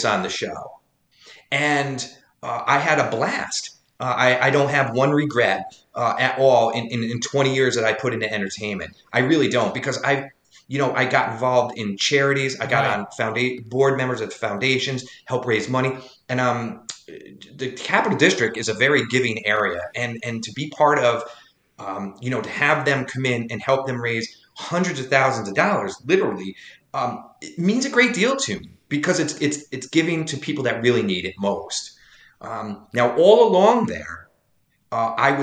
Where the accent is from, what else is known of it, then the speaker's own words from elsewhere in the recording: Loudonville, New York, United States; my hometown of Loudonville